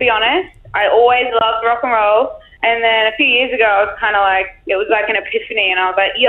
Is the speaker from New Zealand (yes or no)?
yes; New Zealand; I'm a singer. I'm from New Zealand.